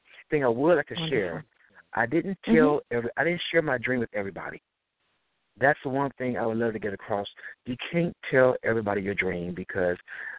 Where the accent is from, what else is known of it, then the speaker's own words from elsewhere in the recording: Detroit, Michigan, United States; Well, as you know, I'm from Detroit, Michigan.